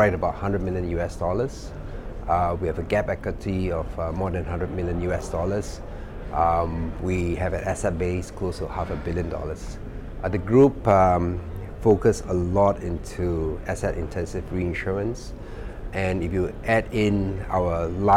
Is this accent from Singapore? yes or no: yes; Singapore; also born or lived in Kuala Lumpur, Malaysia; I'm Singaporean